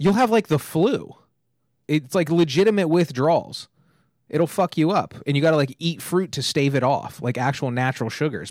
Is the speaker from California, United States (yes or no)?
yes; two hours from LA, California, United States; now in Los Angeles, United States; I went to my hometown, it's just outside, like, two hours from L